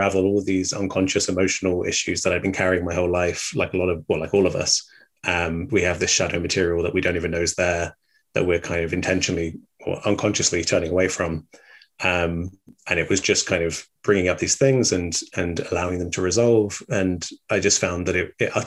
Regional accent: England, United Kingdom; growing up in England

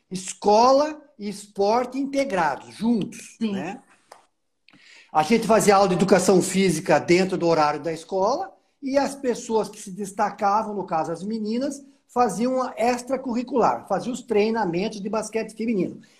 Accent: Jundiaí, São Paulo, Brazil; eu sou jundiaense da Gema

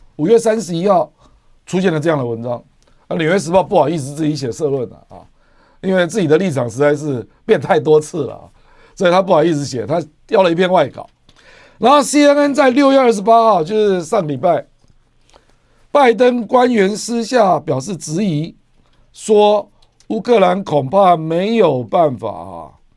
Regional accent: Taiwan; 我们台湾，我们台湾人口才两千三百多万。

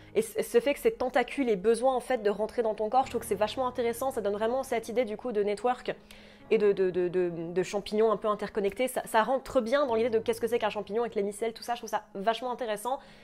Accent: France; chez nous en France

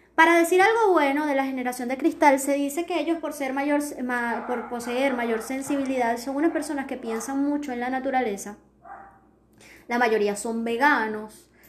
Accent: Venezuela; ciertos términos que utilizamos los venezolanos

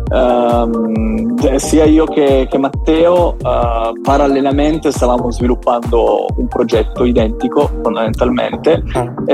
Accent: Turin, Piedmont, Italy; io sono di Torino

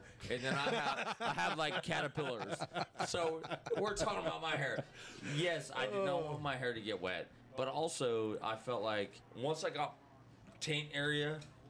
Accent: United States; I'm American.

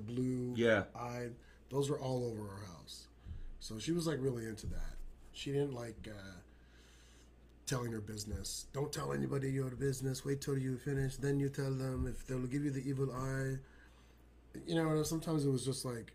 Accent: Riverside, California, United States; also born or lived in Egypt; I was born in Egypt. Father immigrated to the U.S. when I was a month old, and I grew up in Riverside, California.

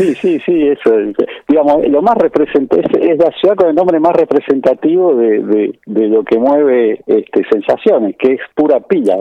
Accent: Buenos Aires, Argentina; yo soy originario de Bajo Flores

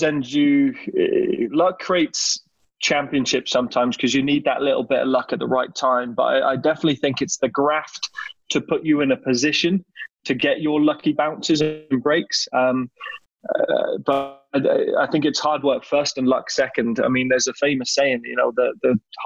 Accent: Plymouth, South West England, United Kingdom; first language English; now in Canada; Growing up in England

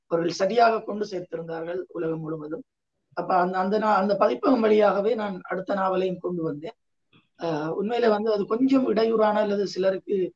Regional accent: Sri Lanka; நான் ஸ்ரீலங்கன் இல்லை

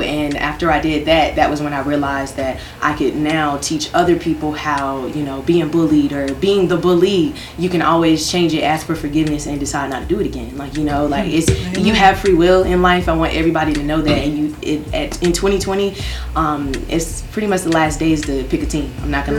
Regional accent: Raleigh, North Carolina, United States; it was just a lot of things growing up in Raleigh where you know, shout out to East Garner, shout out to Enloe, shout out to A&T

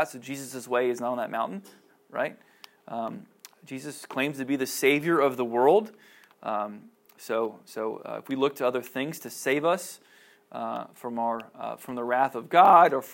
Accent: Cincinnati, Ohio, United States; I grew up in Cincinnati

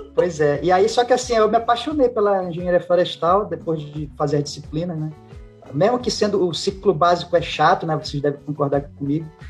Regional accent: Pará, Brazil; also born or lived in Acre / Tocantins; eu sou aqui do Pará, em 2011 eu consegui uma remoção para cá

